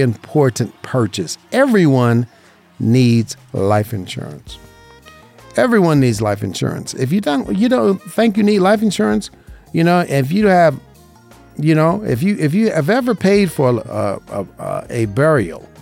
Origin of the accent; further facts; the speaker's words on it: Las Vegas, Nevada, United States; growing up in Vegas